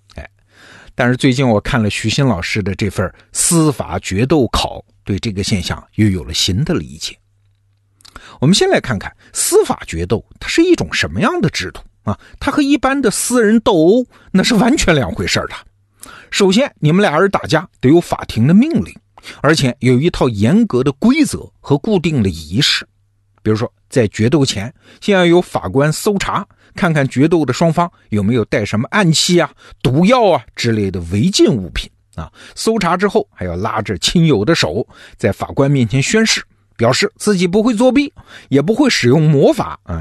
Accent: China; 我们中国人

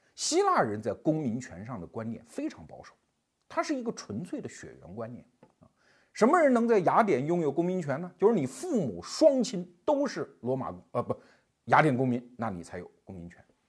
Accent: China; 我们中国人也没闲着

